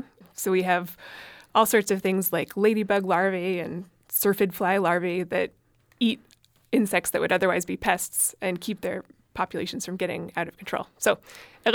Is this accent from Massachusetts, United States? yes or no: yes; closer to Boston, Massachusetts, United States; also born or lived in Antarctica; I grew up in Massachusetts, out closer to Boston